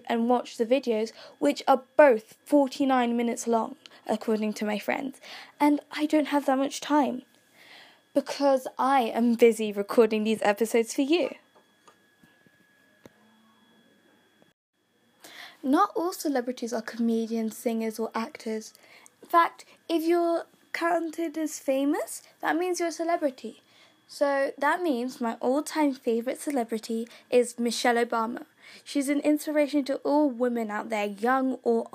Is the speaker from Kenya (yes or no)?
yes; Kenya; I'm from Kenya